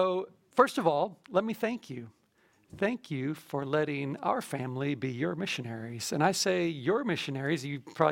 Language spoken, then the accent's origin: English; Warrenton, United States; moved away as an adult; also born or lived in southwest China / Bangkok, Thailand; I'm from Warrenton, grew up there